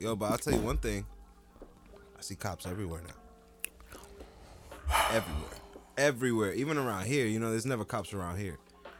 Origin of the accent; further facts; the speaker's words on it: Jersey City, New Jersey, United States; growing up in Jersey City